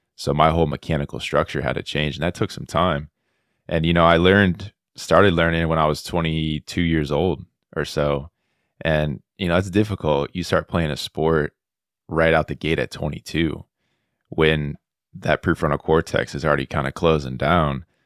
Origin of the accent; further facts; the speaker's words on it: South Florida, United States; moved away as an adult; now in Auburn, Alabama, United States; I'm originally from South Florida, David, but I'm now in Auburn, Alabama, here at Auburn University